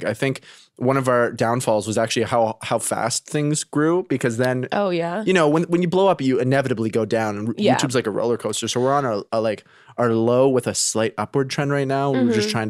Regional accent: Canada; now in United States; They know I'm Canadian.

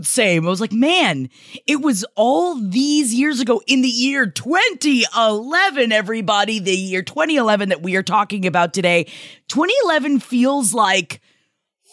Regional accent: Tampa, Florida, United States; moved away; I'm going back to my hometown September 14th of Tampa, Florida

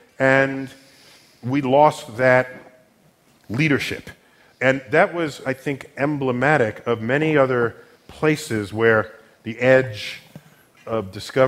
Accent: United States; I'm born in this country.

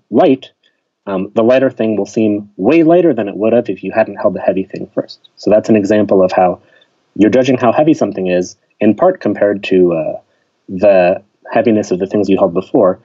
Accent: Pittsburgh, Pennsylvania, United States; moved away as an adult; also born or lived in Chicago; I grew up in Pittsburgh, which is a city, but a pretty friendly, smaller city.

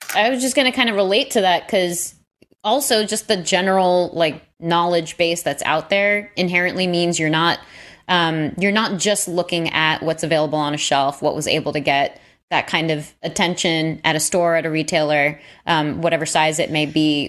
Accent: New York, United States; I'm born and raised in New York

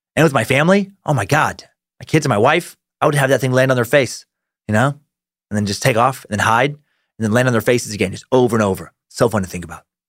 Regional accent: Riggins, Idaho, United States; my hometown of Riggins, Idaho

